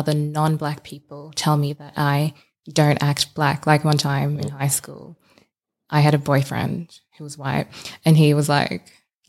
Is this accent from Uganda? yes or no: yes; Uganda; also born or lived in South Sudan; now in Australia; I haven't been back to my home country. I'm Ugandan and South Sudanese, by the way.